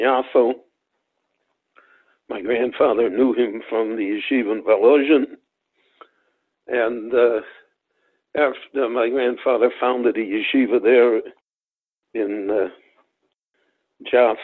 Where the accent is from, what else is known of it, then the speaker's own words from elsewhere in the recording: Chicago, Illinois, United States; moved away as an adult; also born or lived in Miami Beach; I was born in Chicago. And I lived in Chicago for the first 30 years of my life